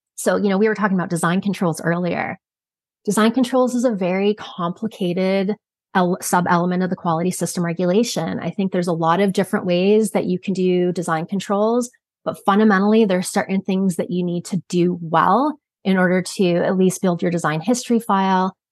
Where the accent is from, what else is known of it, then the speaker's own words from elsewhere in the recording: Canada; moved away as an adult; also born or lived in Michigan, United States; I'm from Canada originally, and then went to pursue a Bachelor of Science when I was in Michigan.